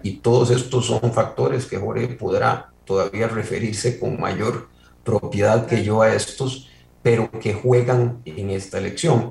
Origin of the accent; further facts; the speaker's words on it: Coronado, San José, Costa Rica; mi pueblo de Coronado